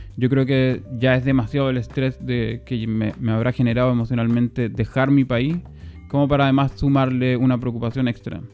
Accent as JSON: {"language": "Spanish", "country": "Chile", "moved": "yes", "said": "como chileno"}